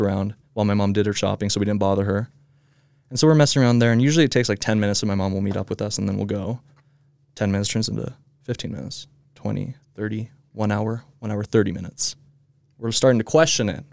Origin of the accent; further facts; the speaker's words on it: Midvale, Utah, United States; I was born here in Midvale